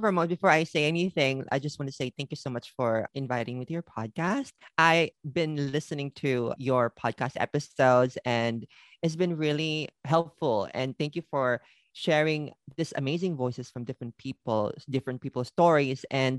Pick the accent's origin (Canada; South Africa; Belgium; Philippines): Philippines; Manila, Metro Manila; moved away as an adult; now in Japan; I am living here in Japan for about more than 25 years. I'm originally from the Philippines. I was born and raised in Manila. I came here in Japan during my college.